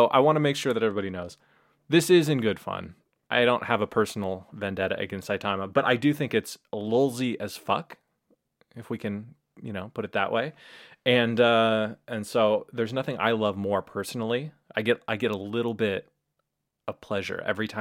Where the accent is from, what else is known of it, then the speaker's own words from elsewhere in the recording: Portland, Oregon, United States; now in Japan; I come from Oregon, you know, and Portland